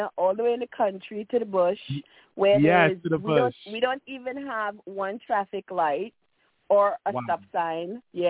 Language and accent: English; Trinidad & Tobago; I'm a Trinidadian, not a Jamaican.